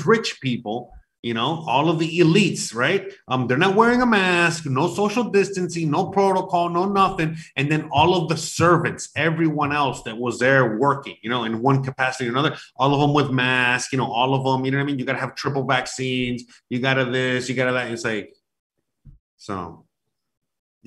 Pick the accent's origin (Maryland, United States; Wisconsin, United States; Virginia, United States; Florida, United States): Florida, United States; Miami; I was born and raised in Miami